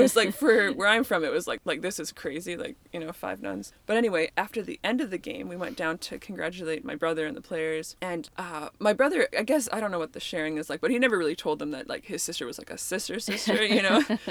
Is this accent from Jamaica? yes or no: no; Canada; I'm Canadian